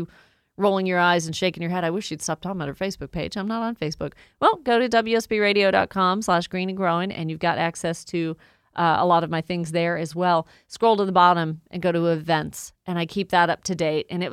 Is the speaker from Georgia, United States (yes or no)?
yes; Woodstock, Georgia, United States; Mill Creek Middle School in Woodstock, my hometown